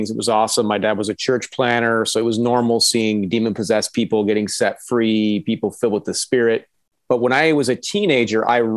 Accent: Mexico City, Mexico; And then that's where I grew up was in Mexico City.

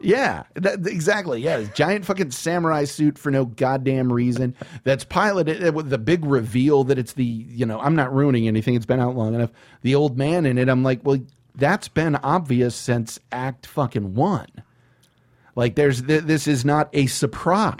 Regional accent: San Antonio, Texas, United States; I'm from San Antonio

